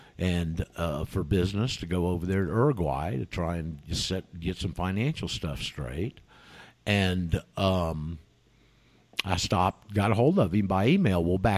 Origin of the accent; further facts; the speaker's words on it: United States; now in Mendoza, Argentina; I'm an American, live out here in Mendoza.